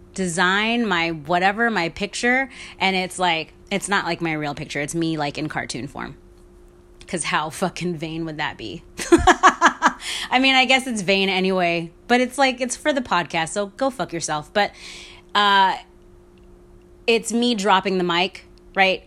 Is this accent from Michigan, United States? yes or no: no; New York, United States; all growing up in New York